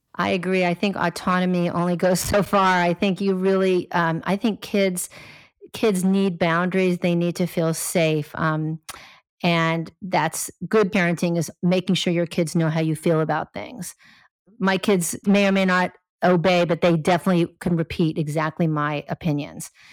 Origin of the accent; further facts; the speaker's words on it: Los Angeles, California, United States; I grew up in Los Angeles